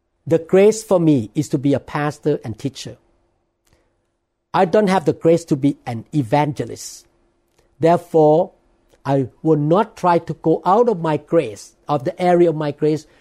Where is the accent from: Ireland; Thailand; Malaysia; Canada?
Thailand; accent: Thai; English is a second language; now in United States; preaching in Thai. But I'm really nervous in preaching in English because of my accent